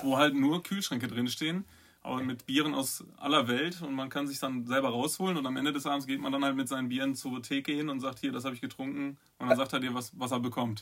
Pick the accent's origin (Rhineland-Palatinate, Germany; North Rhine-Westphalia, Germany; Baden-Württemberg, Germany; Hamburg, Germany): North Rhine-Westphalia, Germany; Bochum; moved away; ich komme halt aus, aus dem Pott